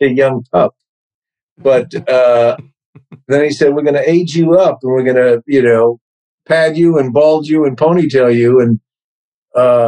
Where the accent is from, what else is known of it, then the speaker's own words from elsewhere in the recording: New York, United States; accent: New York; now in Los Angeles, United States; my New York accent was so much more pronounced back then